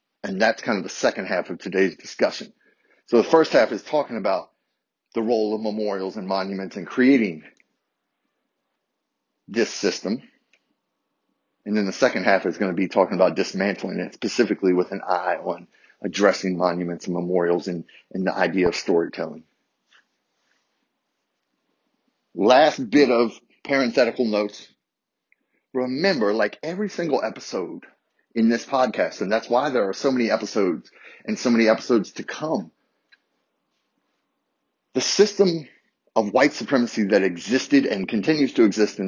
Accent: Harrisonburg, Virginia, United States; growing up in Harrisonburg, Virginia, two rival high schools

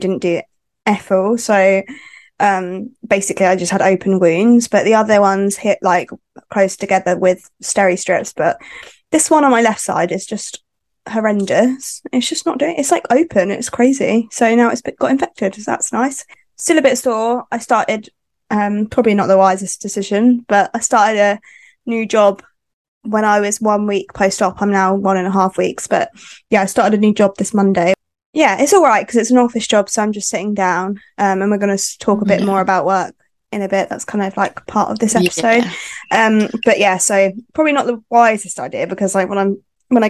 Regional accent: West Sussex, South East England, United Kingdom; I am from West Sussex. So yeah, little village in West Sussex.

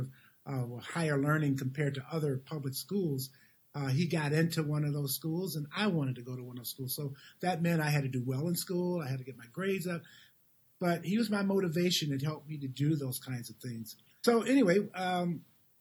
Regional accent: Detroit, Michigan, United States; moved away as an adult; also born or lived in Chicago; I'm from Michigan, born and raised in Detroit, Michigan

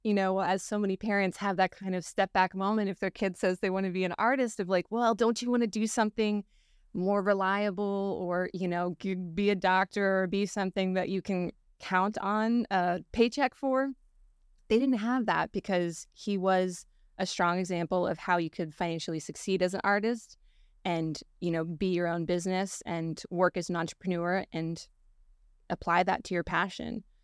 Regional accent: Palm Beach Gardens, Florida, United States; I was born and raised Palm Beach Gardens

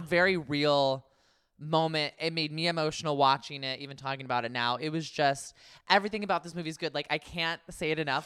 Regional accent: Concord, California, United States; my hometown, Concord, California

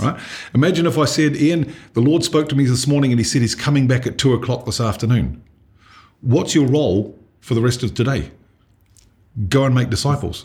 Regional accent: Dunedin, Otago, New Zealand; I grew up in Dunedin

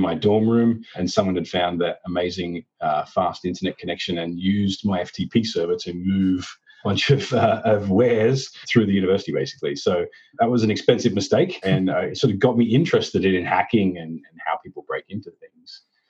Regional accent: Australia; accent: Australian; now in United States; You'll hear that I've managed to lose all of my Australian accent, and I guess I've lost the ability to remember how to say my job title as well.

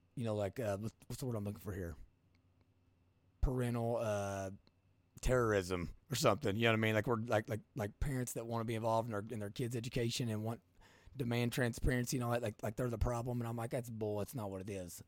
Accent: Eastern Kentucky, United States; I'm from Eastern Kentucky

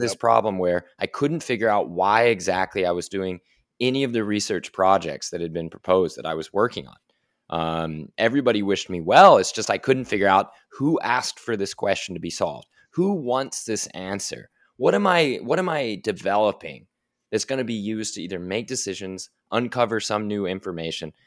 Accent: Oklahoma City, Oklahoma, United States; I'm from Oklahoma City, Oklahoma, in a family that was in, involved in energy

